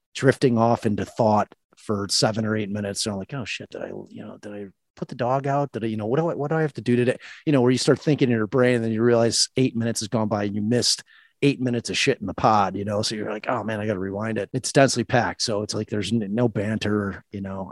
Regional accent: Colorado, United States; i was in chicago from Colorado on Christmas vacation visitation

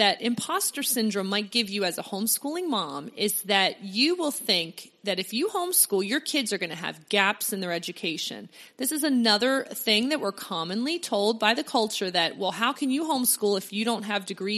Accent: Pennsylvania near Philadelphia, United States; I grew up in Pennsylvania near Philadelphia

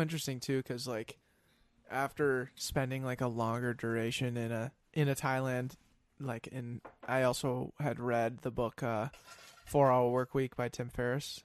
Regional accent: Denver, Colorado, United States; moved away as an adult; now in Minnesota, United States; I'm from Denver originally

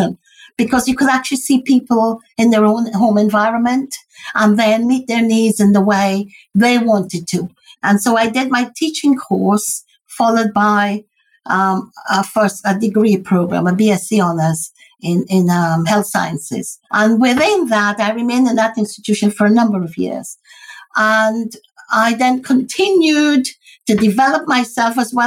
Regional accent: Guyana; now in United Kingdom; I'm originated from Guyana, British Guyana. And so as a Guyanese person living in this country

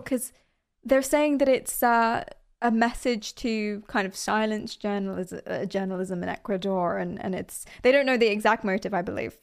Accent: United Kingdom; I'm British

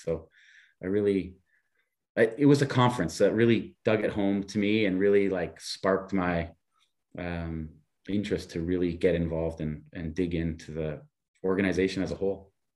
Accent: Niagara Falls, Ontario, Canada; moved away as an adult; also born or lived in Buffalo / Europe; I grew up beside Niagara Falls, Canada

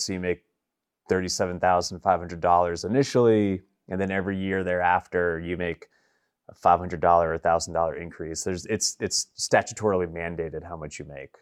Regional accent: New York, United States; also born or lived in Boston; now in Nashville, United States; I'm from New York originally

